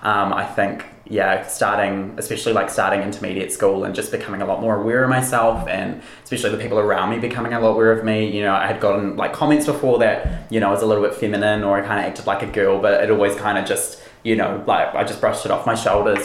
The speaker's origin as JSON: {"language": "English", "region": "Wellington", "country": "New Zealand", "tie": "born or raised there", "also_born_or_lived": "Auckland", "said": "I live in Wellington. Um, I've, yeah, pretty much grown up here my whole life, I think, for the past 20 years. Um, I was born in Auckland"}